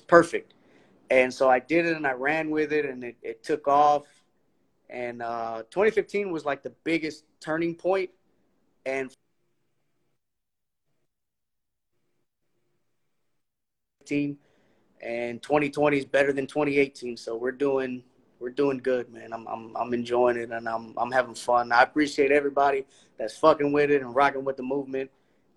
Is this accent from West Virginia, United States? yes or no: no; Houston, Texas, United States; I'm from Houston